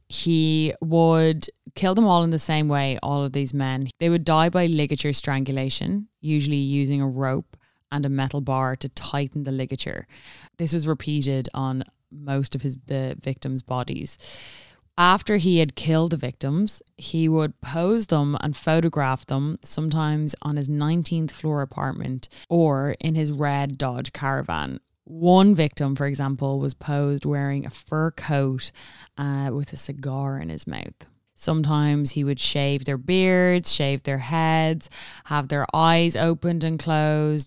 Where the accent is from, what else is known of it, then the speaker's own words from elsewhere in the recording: Ireland; we all know in Ireland we celebrate Saint Stephen's Day